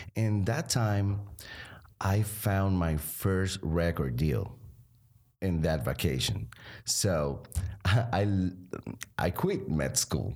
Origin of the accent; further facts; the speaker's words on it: Arecibo, Puerto Rico; I grew up there with, um, the family, my three brothers and my mom and dad.